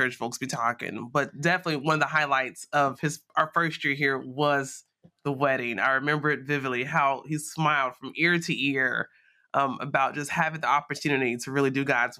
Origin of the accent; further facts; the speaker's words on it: Gary, Indiana, United States; moved away as an adult; now in Louisville, United States; I'm a native of Gary, Indiana. So I'm born and raised in the Midwest